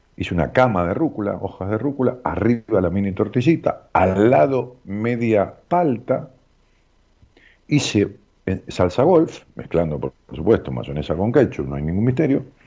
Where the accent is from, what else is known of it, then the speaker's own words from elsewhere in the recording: Ramos Mejía, Buenos Aires Province, Argentina; allá en mi pueblo donde nací, en Ramos Mejía